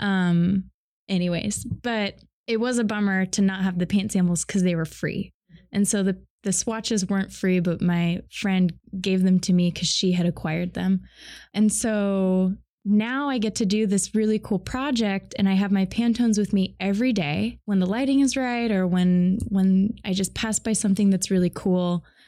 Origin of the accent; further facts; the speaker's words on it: Boise, Idaho, United States; now in Seattle, United States; I grew up in Boise, Idaho